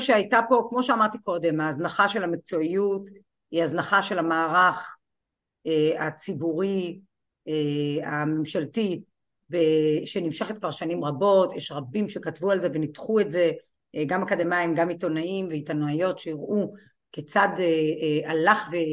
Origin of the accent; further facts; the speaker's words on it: Kiryat Malakhi, Southern District, Israel; ואני נולדתי וגדלתי בקריית מלאכי